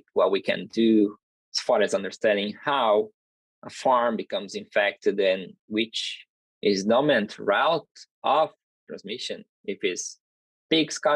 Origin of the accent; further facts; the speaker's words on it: Brazil; moved away as an adult; also born or lived in Minnesota, United States; now in North Carolina, United States; And I'm originally from Brazil, so my master's and PhD were done